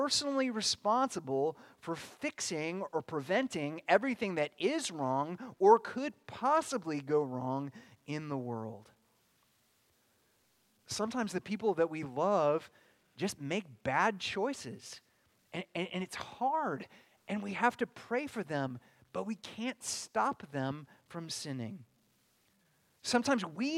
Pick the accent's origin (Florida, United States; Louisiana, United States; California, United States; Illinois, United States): California, United States; Bakersfield; moved away; I came from Bakersfield, California, which is a lot closer to the other place